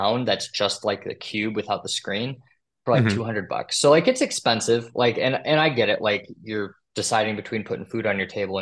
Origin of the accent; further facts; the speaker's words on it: Madison, Wisconsin, United States; moved away; I'm from Madison, Wisconsin